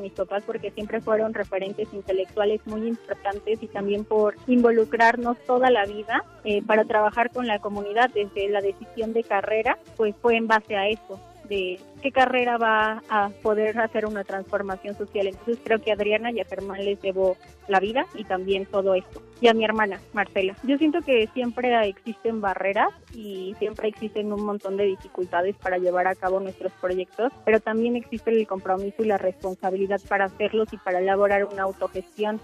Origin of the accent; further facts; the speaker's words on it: Santa María Tlahuitoltepec, Oaxaca, Mexico; moved away as an adult; now in Mexico City, Mexico; nací en Tlahuitoltepec, Mije, Oaxaca, y estudio cuarto semestre de la licenciatura en la FESA Catlán